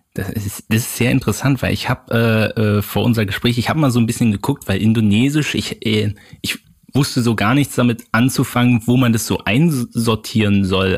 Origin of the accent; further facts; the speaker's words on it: Berlin, Germany; als Berliner, also als gebürtiger Berliner